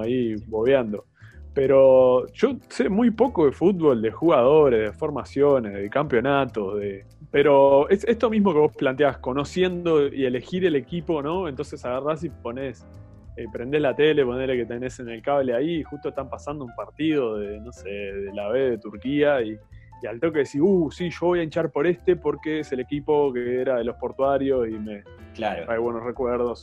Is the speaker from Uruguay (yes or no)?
yes; Uruguay; como uruguayo